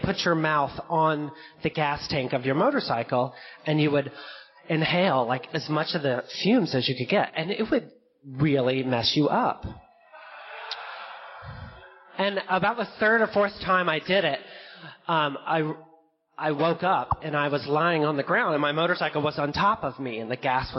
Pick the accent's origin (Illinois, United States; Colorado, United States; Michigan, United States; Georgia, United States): Georgia, United States; Fayetteville; where I grew up in the South, in Fayetteville, Georgia